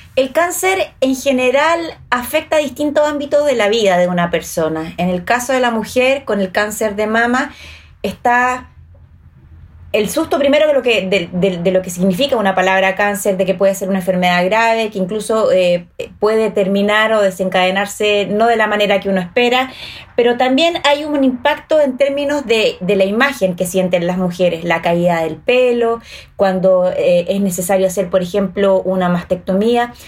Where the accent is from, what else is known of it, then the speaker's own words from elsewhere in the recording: Chile; ¿Somos dejadas las chilenas